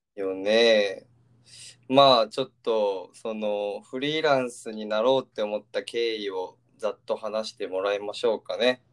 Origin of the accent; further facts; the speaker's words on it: Nagasaki, Japan; moved away as an adult; also born or lived in Fukuoka; now in Nagoya, Japan; もともとだけ長崎で育って大学福岡っていう感じやったけど